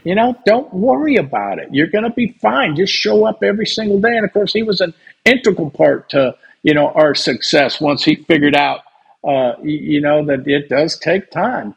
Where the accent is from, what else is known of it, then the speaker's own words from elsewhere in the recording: California, United States; I grew up in California